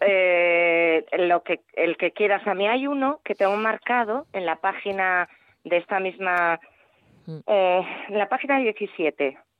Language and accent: Spanish; Galicia, Spain; mi tierra